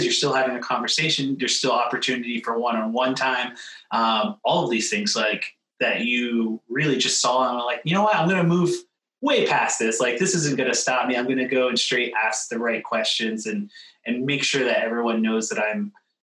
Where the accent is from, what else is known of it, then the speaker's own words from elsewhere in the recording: outside of Philadelphia, Pennsylvania, United States; moved away; I actually grew up a little bit outside of Philadelphia